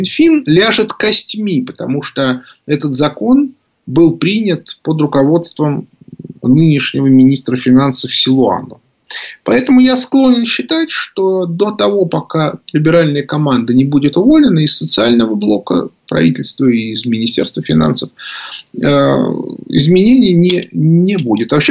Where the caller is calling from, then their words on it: Penza, Penza Oblast, Russia; Откуда вы? Пензы я же сказал.